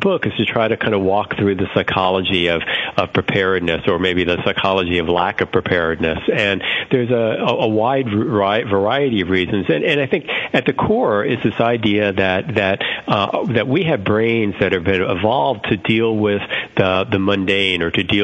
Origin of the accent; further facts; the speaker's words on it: South Florida, United States; moved away; I grew up in South Florida, and down there, this was quite a number of years ago, it's an area which is prone to hurricane risks